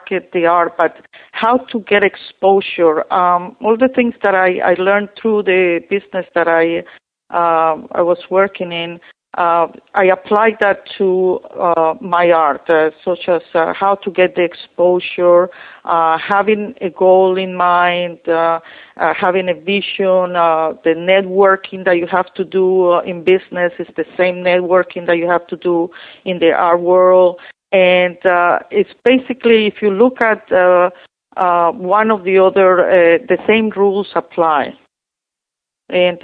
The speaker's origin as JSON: {"language": "English", "country": "Colombia", "also_born_or_lived": "Westchester, New York", "second_language": "English", "moved": "as an adult", "lives_now": "United States", "said": "I'm from Colombia."}